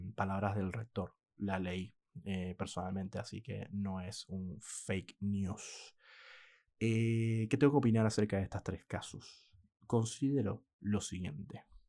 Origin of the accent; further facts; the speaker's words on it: Venezuela; moved away as an adult; now in Argentina; Yo que soy venezolano, aunque ya no vivo en Venezuela desde hace muchos años